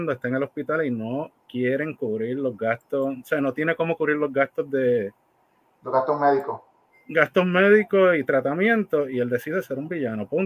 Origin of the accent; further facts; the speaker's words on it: Fajardo, Puerto Rico; Pues de donde yo soy.